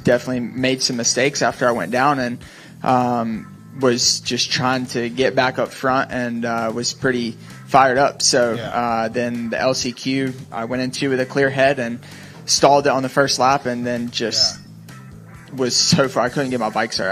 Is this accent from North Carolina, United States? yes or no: yes; Charlotte, North Carolina, United States; I grew up in near Charlotte, North Carolina